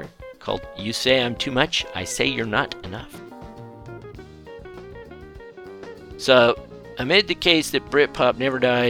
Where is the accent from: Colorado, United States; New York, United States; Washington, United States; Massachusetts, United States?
Washington, United States; Seattle; I'm from Seattle.